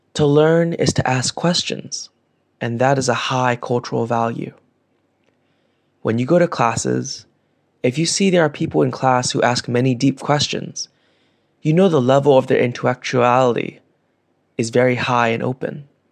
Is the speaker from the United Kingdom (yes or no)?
no; Vietnam; Growing up in Vietnam